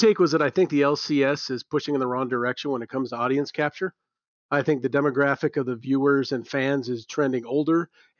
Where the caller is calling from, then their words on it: Cheyenne, Wyoming, United States; I guarantee you I'm the first caller you've ever had from Cheyenne, Wyoming.